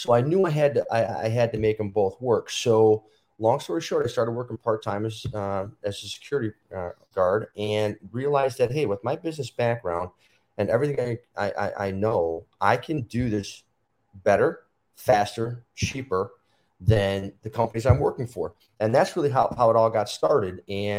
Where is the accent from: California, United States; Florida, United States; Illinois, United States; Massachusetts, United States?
Illinois, United States; Chicago; So, you know, I grew up in Chicago, went to school, got my master's, and ever since I was young, I always wanted to be a policeman.